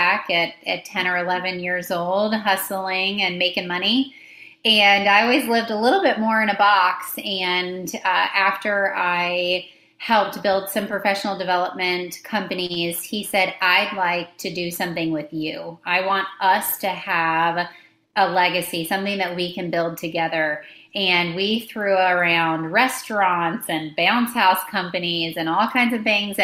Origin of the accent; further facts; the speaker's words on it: Tampa, Florida, United States; I grew up in the Tampa Bay area